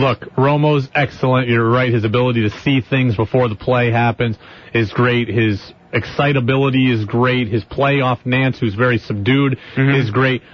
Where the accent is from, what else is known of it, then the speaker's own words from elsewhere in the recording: Albany, New York, United States; I grew up in Albany